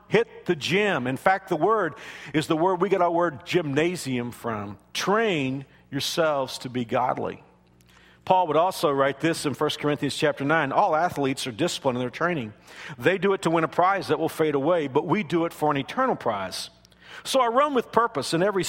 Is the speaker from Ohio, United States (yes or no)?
no; Kansas, United States; I'm from Kansas